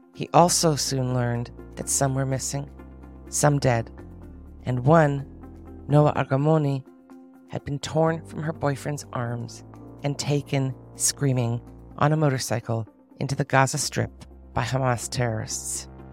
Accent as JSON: {"language": "English", "country": "Canada", "tie": "born or raised there", "moved": "yes", "lives_now": "Israel", "said": "a Canadian Jewish person who was born here"}